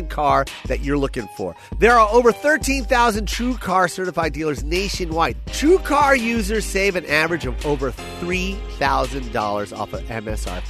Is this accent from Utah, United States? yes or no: no; Las Vegas, Nevada, United States; I'm from Vegas